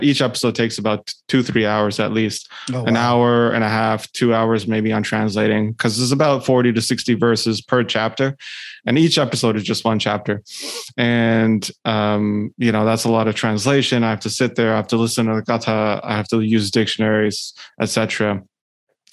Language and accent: English; Ottawa, Ontario, Canada; born and raised in Ottawa, actually, outside of like, you know, the capital of Canada